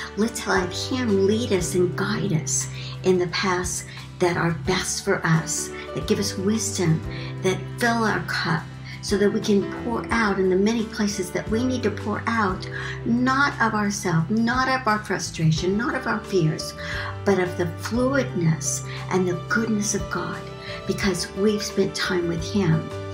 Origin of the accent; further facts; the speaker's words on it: Missouri, United States; I grew up in Missouri